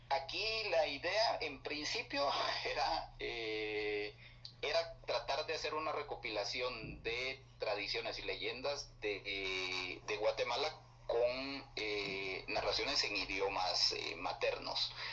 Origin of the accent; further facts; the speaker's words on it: Bolivia; yo soy boliviano y, leí mi poesía